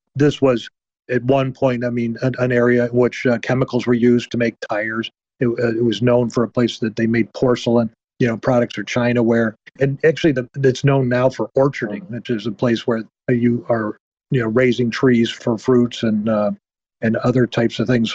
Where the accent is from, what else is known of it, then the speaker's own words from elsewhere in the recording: Illinois, United States; I'm from Illinois